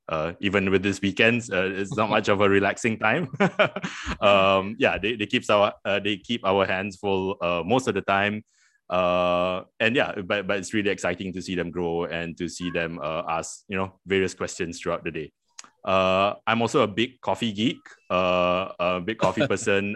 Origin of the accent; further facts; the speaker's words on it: Petaling Jaya, Selangor, Malaysia; also born or lived in Queensland, Australia; I I grew up in Petaling Jaya.